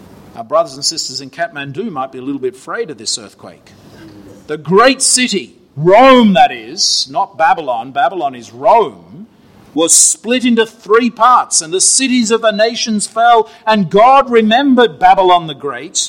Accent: Australia; moved away; Australia, my home country

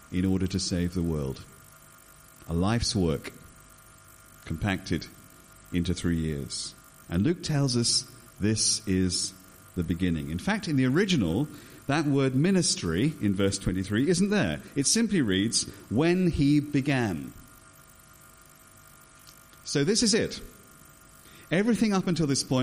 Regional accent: England, United Kingdom; As an Englishman

